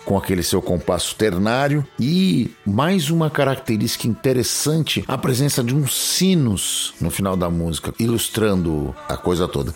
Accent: Brazil; a gente tem a diferença do idioma, né, com os nossos vizinhos latinos aqui

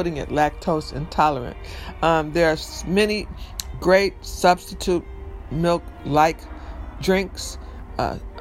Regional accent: Detroit, Michigan, United States; moved away as an adult; now in New York, United States; I grew up in Detroit, so we said pop. I live in New York mostly, you know, all my adult life.

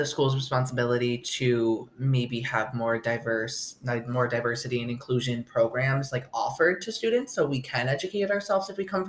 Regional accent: upstate New York, United States; now in Oswego, United States; I grew up in upstate New York in a really small town on the Canadian border, stuffed between the Mohawk Reservation and the border.

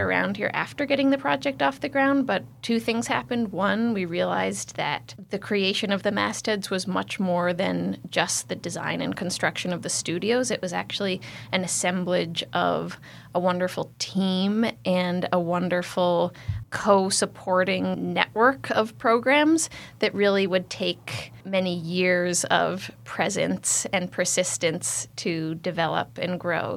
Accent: Pittsfield, Massachusetts, United States; moved away as an adult; also born or lived in Cambridge, Massachusetts / Connecticut; I was born in Pittsfield, and I am the fourth generation of my family to live in the Berkshires

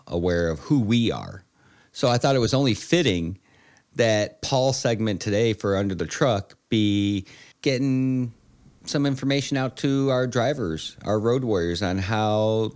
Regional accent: Chicago, Illinois, United States; moved away; I'm originally from Chicago

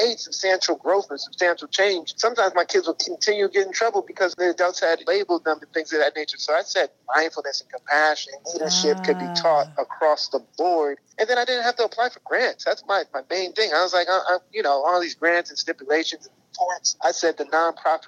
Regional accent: North New Jersey, United States; I'm from North New Jersey. So I'm from a real urban area, hard hitting city, blue collar type of place, a lot of poverty, a lot of crime when I was coming up in a single parent household.

